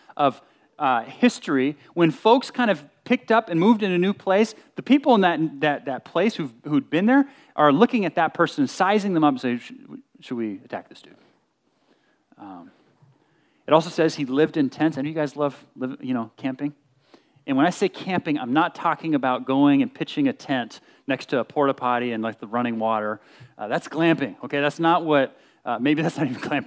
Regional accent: Berkeley, Bay Area, Southern California, United States; We moved from SoCal up to the Bay Area to Berkeley when I was in sixth grade

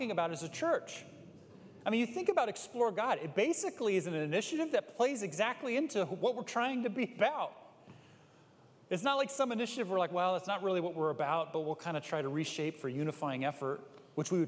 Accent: Bay Area, California, United States; I grew up in the Bay Area. My parents started a church in Berkeley

